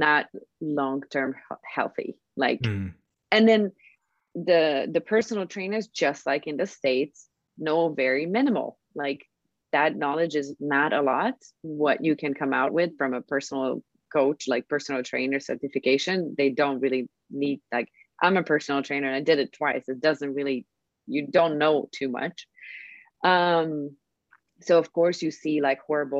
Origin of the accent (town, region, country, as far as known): Hungary